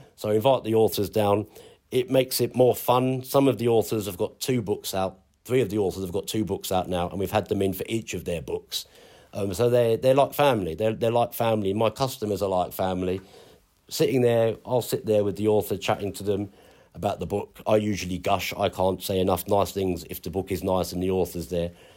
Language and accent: English; London, United Kingdom; moved away as an adult; now in Ipswich, United Kingdom; being a Londoner